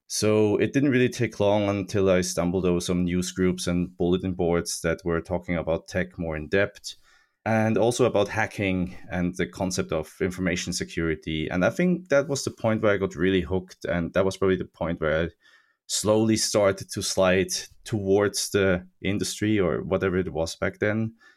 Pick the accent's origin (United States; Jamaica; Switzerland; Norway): Switzerland; I grew up in Switzerland in, in the nineties